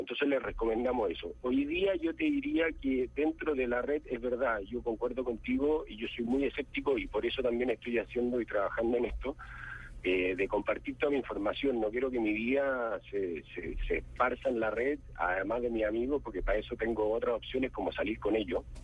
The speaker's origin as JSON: {"language": "Spanish", "country": "Chile", "said": "yo soy de Chile"}